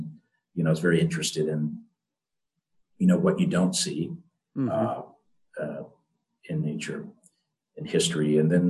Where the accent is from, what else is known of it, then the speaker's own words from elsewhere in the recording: Florida, United States; I mean, when I was growing up, I grew up near the Everglades, actually, in South Florida.